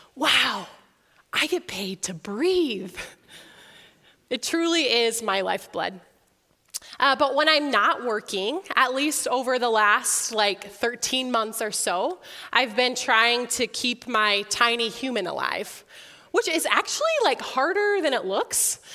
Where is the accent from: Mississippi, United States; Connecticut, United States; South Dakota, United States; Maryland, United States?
South Dakota, United States; Sioux Falls; also born or lived in Orange City, Iowa / Holland, Michigan; I was also born and raised in Sioux Falls, just right across the street from here